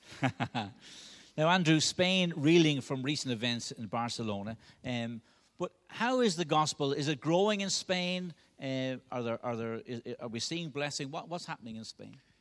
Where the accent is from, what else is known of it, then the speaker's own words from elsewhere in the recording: Dublin, Leinster, Ireland; I'm from Dublin, in case you haven't guessed that by my accent